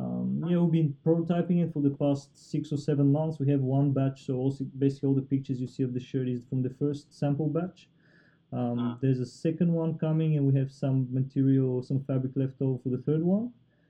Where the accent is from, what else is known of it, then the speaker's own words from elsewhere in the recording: Bulgaria; moved away; we're originally from Bulgaria